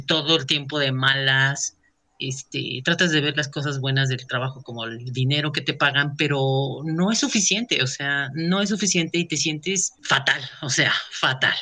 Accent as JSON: {"language": "Spanish", "country": "Mexico", "said": "como buen mexicano"}